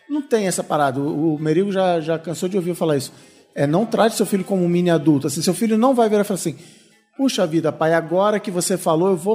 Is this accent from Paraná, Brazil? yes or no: no; Ribeirão Preto, São Paulo, Brazil; sou de Ribeirão Preto e sobrevivo de publicidade.